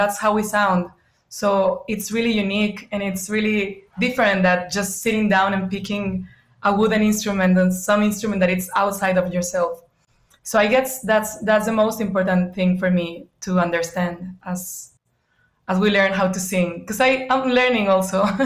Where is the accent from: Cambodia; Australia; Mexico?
Mexico; bordering Arizona, Sonora; now in United States; I grew up in the north of Mexico. It's northwest, is the border next to Arizona.